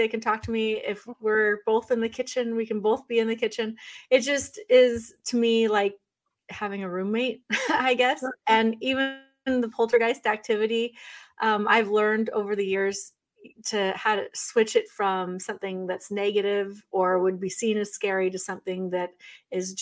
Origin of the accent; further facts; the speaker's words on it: Oregon, United States; now in Northeast, United States; I grew up in Oregon